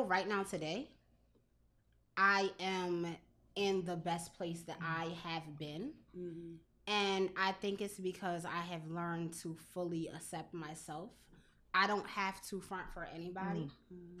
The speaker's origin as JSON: {"language": "English", "town": "Lawnside", "region": "New Jersey", "country": "United States", "tie": "born or raised there", "said": "my hometown"}